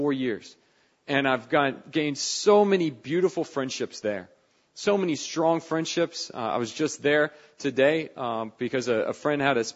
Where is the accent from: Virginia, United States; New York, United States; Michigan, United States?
Virginia, United States; Northern; moved away; I grew up in Northern Virginia